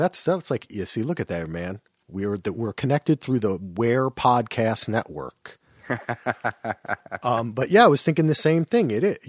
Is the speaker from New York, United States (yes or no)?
no; New Jersey, United States; I'm from New Jersey.